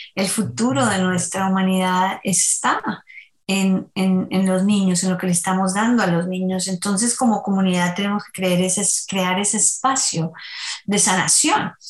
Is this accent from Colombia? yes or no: yes; Colombia; Soy colombiana, así que en Colombia bailamos por todo